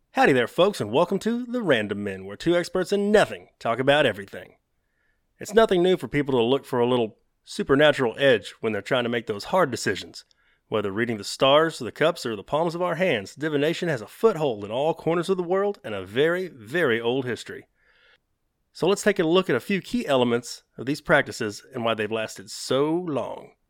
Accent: the South, United States; accent: Southern; That's my Southern accent

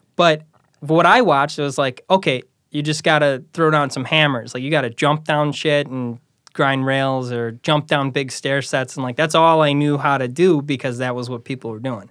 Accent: Chicago Ridge, Illinois, United States; I grew up in Chicago Ridge

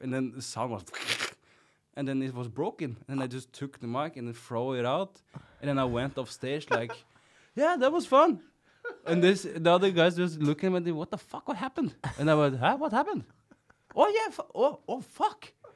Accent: Kongsberg, Buskerud, Norway; English is a second language; I'm from Kongsberg and th, that's the place where you play jazz

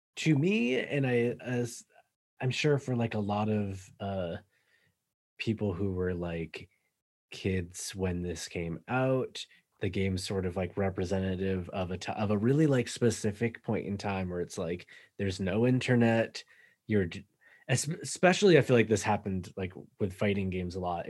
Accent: an hour north of Boston, Massachusetts, United States; moved away; I'm from, like, an hour north of Boston originally.

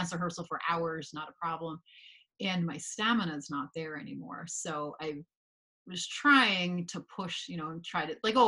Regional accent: Northern New Jersey, United States; I grew up in Northern New Jersey. So I feel like very typical Northern New Jersey experience

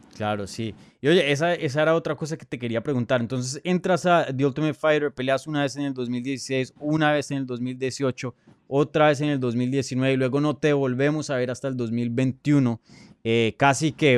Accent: Colombia; yo soy colombiano

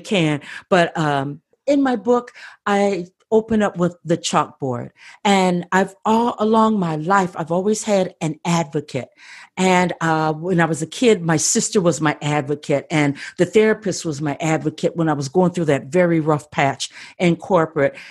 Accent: Midwest, United States; moved away as an adult; now in Southern California, United States; I'm from the Midwest

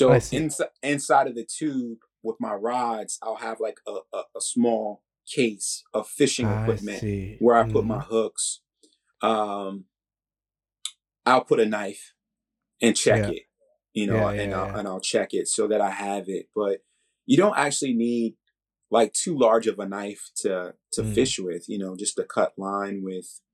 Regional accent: San Antonio, Texas, United States; moved away as an adult; also born or lived in Baltimore, Maryland; now in Washington, D.C., United States; I actually grew up in San Antonio, Texas

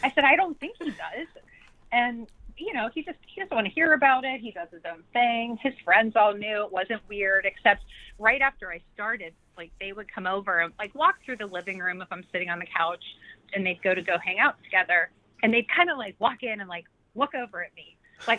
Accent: Pittsburgh, Pennsylvania, United States; we're both from Pittsburgh

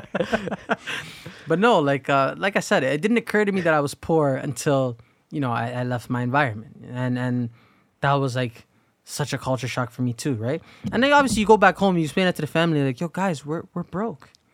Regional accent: Canada; we're all born in this country

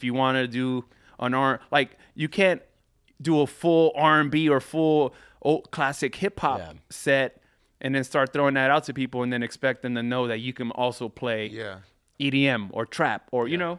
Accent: Carson, California, United States; I grew up in Carson.

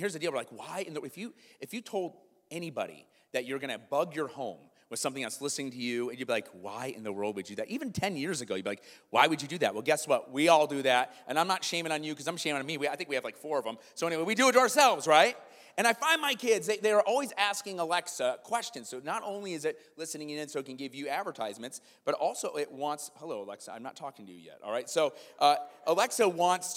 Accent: Iowa, United States; now in Kenosha, United States; I grew up in Iowa

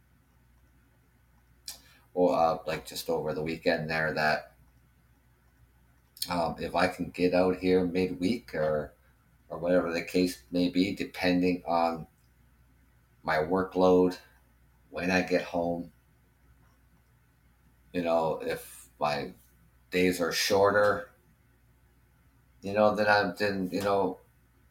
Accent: Canada; as a Canadian

